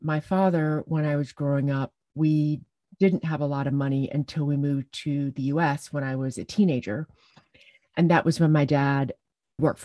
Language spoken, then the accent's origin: English; Jamaica; also born or lived in England; my parents got divorced when I was 5, and we moved to Jamaica from England, and I grew up living with my dad